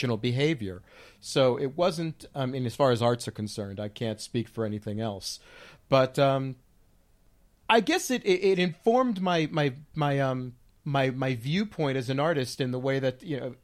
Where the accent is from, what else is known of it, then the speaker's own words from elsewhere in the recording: Union City, New Jersey, United States; I was born in Jersey, and Jersey City, actually, and I lived most of my formative years in Union City, New Jersey, in Hudson County